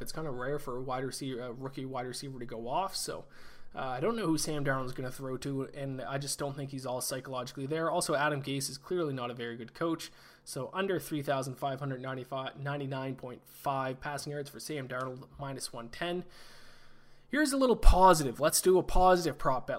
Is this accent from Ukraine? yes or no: no; Canada; I played hockey my whole life, obviously, being Canadian